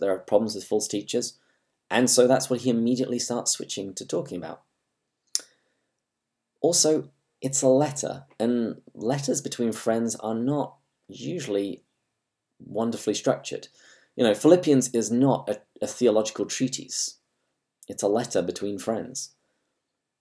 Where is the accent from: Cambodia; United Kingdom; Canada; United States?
United Kingdom; England; accent: English; my English accent